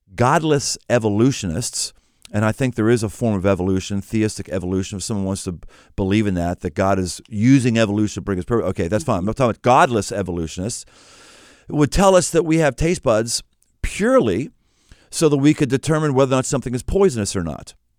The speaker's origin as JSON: {"language": "English", "town": "Pittsburgh", "region": "Pennsylvania", "country": "United States", "moved": "yes", "said": "I came from Pittsburgh. Pittsburgh was a steel town"}